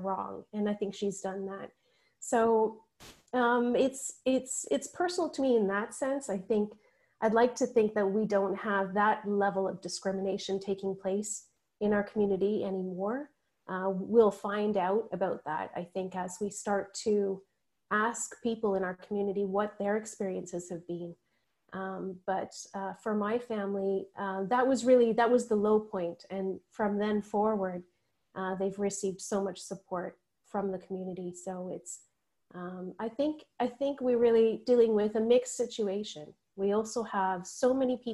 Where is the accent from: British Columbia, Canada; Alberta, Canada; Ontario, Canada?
Ontario, Canada; Northumberland County; growing up in Northumberland County